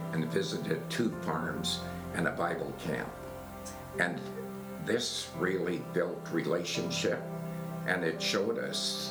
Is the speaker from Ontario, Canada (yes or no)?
no; Regina, Saskatchewan, Canada; we're from Regina